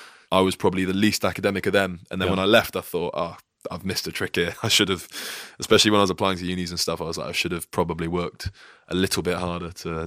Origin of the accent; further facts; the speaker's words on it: Peterborough, East of England, United Kingdom; accent: English; also born or lived in Ohio, United States / Gloucestershire / South Wales; So I was born in Ohio. My dad was in the forces. I moved over back home to England, and we're in Peterborough for all the time I was in primary school.